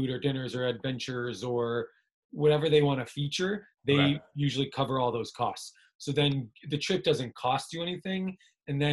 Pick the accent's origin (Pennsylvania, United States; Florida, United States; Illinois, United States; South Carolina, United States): Illinois, United States; Naperville; moved away; My family, I grew up in the Chicagoland area